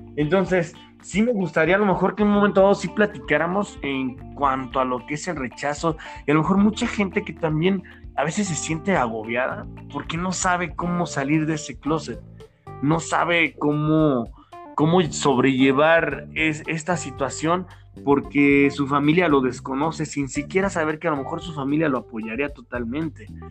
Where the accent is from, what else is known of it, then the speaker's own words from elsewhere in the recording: Mexico; como mexicanos